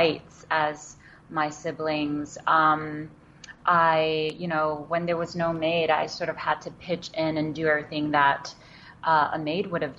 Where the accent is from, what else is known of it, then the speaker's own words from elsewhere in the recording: New York City, New York, United States; English is a second language; also born or lived in China; I grew up in Queens in New York